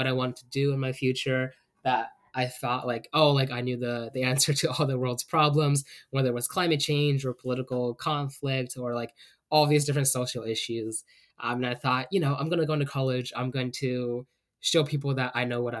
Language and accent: English; York, Pennsylvania, United States; I'm from York, which is 2 hours away from State College. I'm PA born and raised, and we've moved all across Pennsylvania